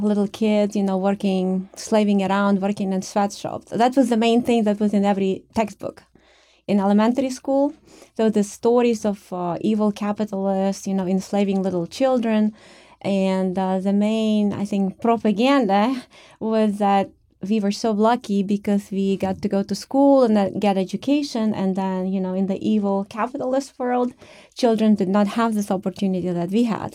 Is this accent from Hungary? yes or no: no; Ukraine; moved away as an adult; now in United States; I was born in the Soviet Union, I guess, uh, Ukraine, which was one of the fifteen republics